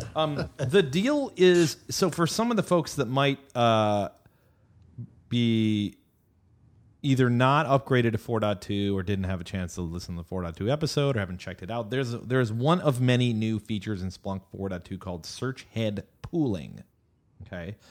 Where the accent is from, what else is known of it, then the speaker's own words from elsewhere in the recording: United States; now in Austin, United States; I'm an American